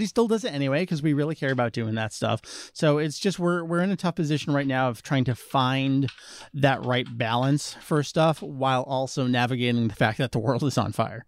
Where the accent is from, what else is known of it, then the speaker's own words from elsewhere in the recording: New Jersey, United States; I'm from New Jersey